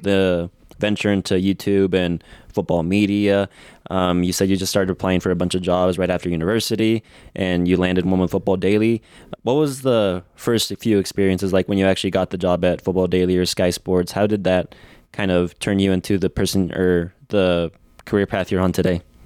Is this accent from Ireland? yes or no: no; United States; here in the States where I am from